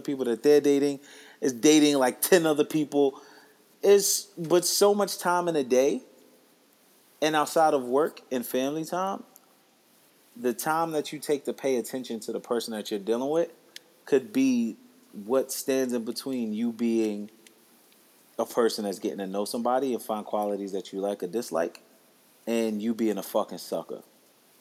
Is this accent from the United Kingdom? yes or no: no; Ghana; I'm Ghanaian.